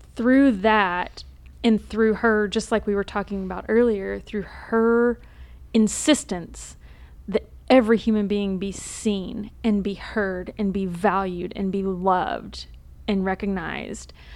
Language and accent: English; Texas, United States; I grew up in Texas